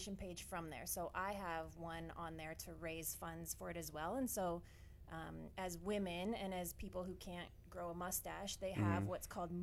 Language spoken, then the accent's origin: English; Canada; now in Phoenix, United States; I am Canadian originally, but living here in Phoenix now